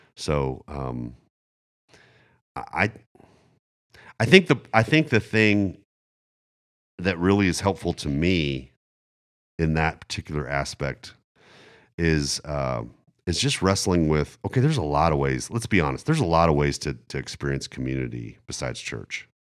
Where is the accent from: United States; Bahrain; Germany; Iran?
Germany; moved away; I grew up in Germany